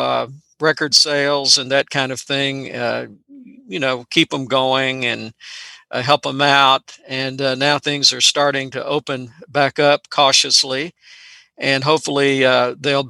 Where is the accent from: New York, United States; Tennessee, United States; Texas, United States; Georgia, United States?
Tennessee, United States; Memphis; moved away as an adult; I grew up around Memphis